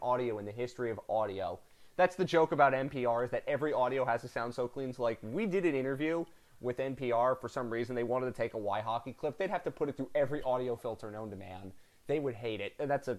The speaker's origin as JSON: {"language": "English", "town": "Philadelphia", "region": "Pennsylvania", "country": "United States", "said": "I'm from Philly"}